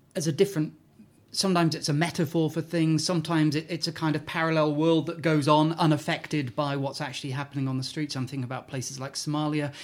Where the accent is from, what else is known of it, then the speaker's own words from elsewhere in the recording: Newcastle, North East England, United Kingdom; I'm from Newcastle